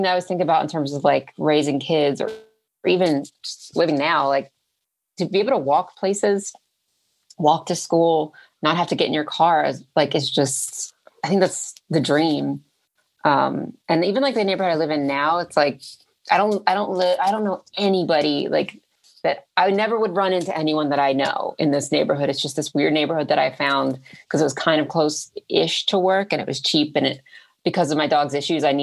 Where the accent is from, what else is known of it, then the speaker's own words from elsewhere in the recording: Philadelphia, Pennsylvania, United States; moved away; the block that I grew up on in Philly, up until I was 10